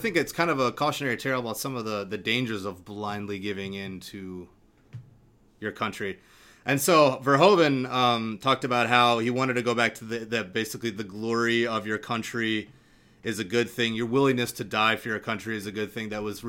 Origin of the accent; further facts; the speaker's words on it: United States; specifically as an American